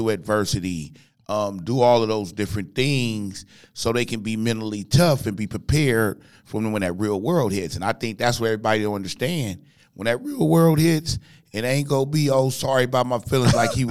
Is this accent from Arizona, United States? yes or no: no; Compton, California, United States; I grew up in Compton, California. I went to like 13 elementary schools